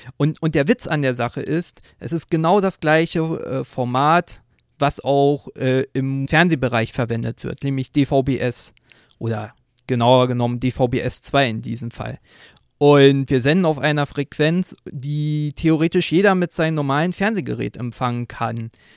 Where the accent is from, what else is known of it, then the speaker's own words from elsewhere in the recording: Berlin, Germany; ich komme aus Berlin